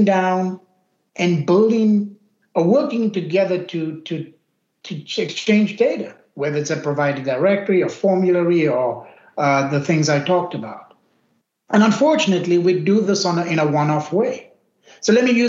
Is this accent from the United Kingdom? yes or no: no; South Africa; moved away as an adult; now in United States; My origin is I grew up in South Africa of Indian origin. Immigrated to the U.S. over 2 decades ago